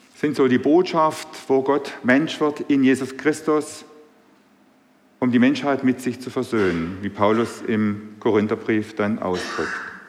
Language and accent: German; Swabia, Germany; accent: Swabian; now in Burbach, Germany; Meine Sprache verrät mich, ich bin Schwabe.